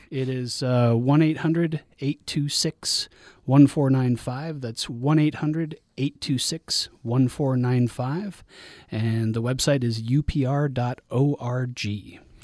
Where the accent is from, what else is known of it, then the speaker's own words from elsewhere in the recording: Guadalajara, Jalisco, Mexico; moved away; also born or lived in Denver, Colorado, United States; I'm from Denver, Colorado, but I grew up in, in Guadalajara, Mexico for many of my formative years